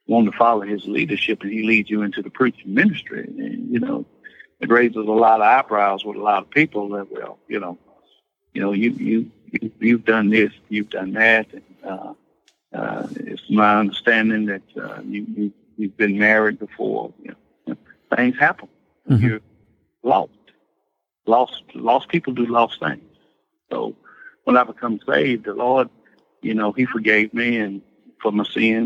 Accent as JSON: {"language": "English", "town": "Hattiesburg", "region": "Mississippi", "country": "United States", "tie": "born or raised there", "said": "born and raised in Hattiesburg, Mississippi, born in the 60s"}